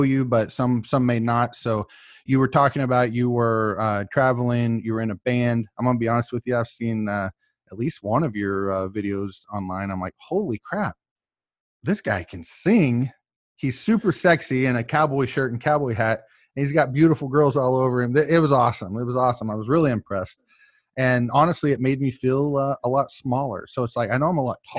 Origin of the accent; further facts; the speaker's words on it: Oklahoma, United States; I'm from Oklahoma